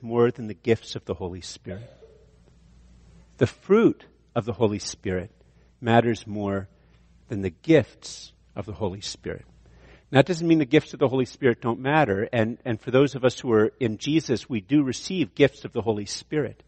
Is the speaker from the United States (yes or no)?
no; Ireland; I'm Irish